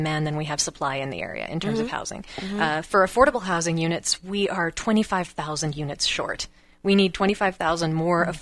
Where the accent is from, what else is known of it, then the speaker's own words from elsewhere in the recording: West Texas, United States; moved away as an adult; also born or lived in Michigan; now in Sparks, United States; I grew up in West Texas.